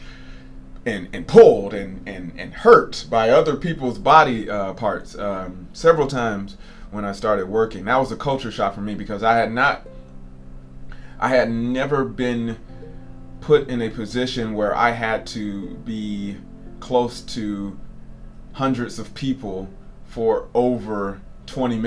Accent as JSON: {"language": "English", "region": "Georgia", "country": "United States", "tie": "born or raised there", "also_born_or_lived": "American South", "moved": "as an adult", "lives_now": "Japan", "said": "I'm from Georgia. It's a car culture in my hometown"}